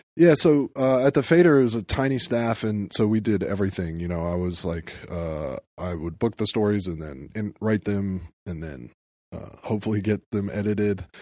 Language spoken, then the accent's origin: English; Atlanta, Georgia, United States; moved away as an adult; now in New York, United States; I felt like an outsider growing up in Atlanta in a lot of ways.